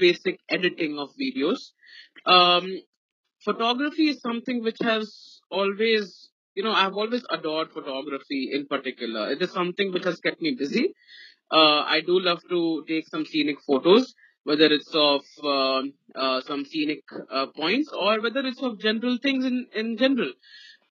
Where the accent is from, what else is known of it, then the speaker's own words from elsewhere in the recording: Ranchi, Jharkhand, India; I'm from Ranchi. So from here, from Ranchi